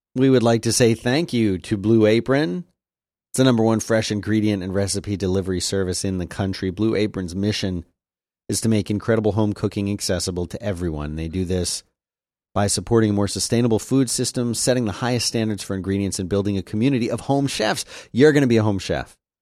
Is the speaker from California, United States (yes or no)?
no; South Florida, United States; growing up in South Florida and then going to college in Central Florida